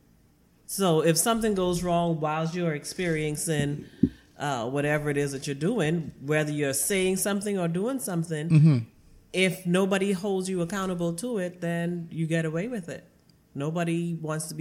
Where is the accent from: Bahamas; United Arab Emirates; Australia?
Bahamas; Freeport, Grand Bahama; also born or lived in Nassau; I was born in Nassau, raised in Freeport.